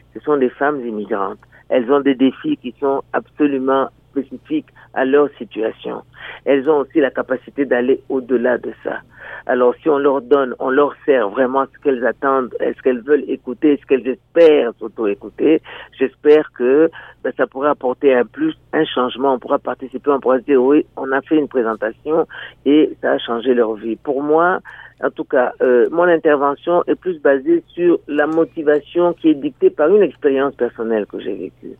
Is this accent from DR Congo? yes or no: yes; DR Congo; moved away as an adult; now in Niagara, Canada; je viens de la République démocratique du Congo, au cœur de l'Afrique